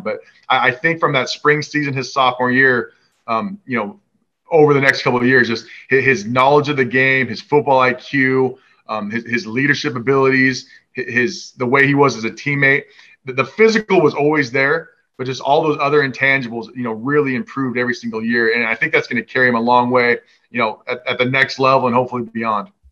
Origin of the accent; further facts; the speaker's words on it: Washington, United States; i grew up in Washington